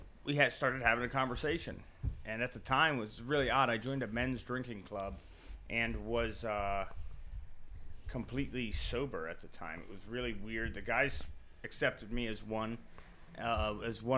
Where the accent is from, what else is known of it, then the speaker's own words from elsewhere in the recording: Youngstown, Ohio, United States; moved away as an adult; now in Tennessee, United States; I was born in Youngstown, Ohio